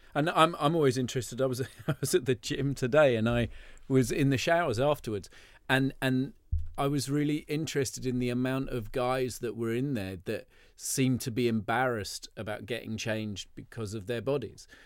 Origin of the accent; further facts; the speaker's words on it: London, United Kingdom; I was brought up in Soho